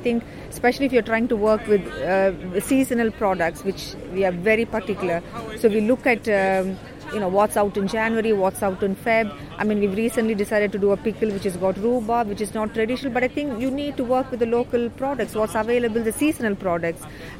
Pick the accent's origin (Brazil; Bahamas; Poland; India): India; Tamil Nadu; moved away as an adult; now in United Kingdom; I came over from India, from Tamil Nadu, about 30 years ago, so I have been here a long time.